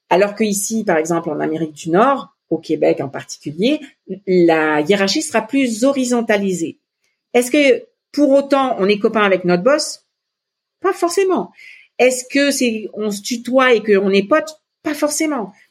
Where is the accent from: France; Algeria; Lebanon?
Lebanon; moi, je viens du Liban et euh, la feuille de vigne, c'est euh, fourré au riz, c'est hyper important pour moi.